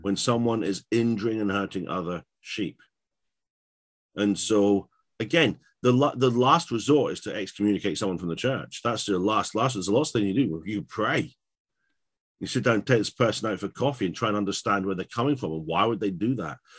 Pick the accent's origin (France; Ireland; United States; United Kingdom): United Kingdom; England; I'm from England.